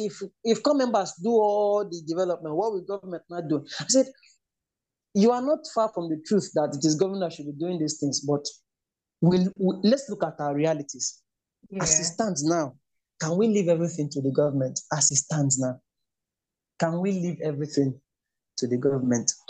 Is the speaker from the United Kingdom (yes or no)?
no; Enugu State, Nigeria; also born or lived in Lagos State / Edo State; now in Kwara State, Nigeria; because I am from Enugu State.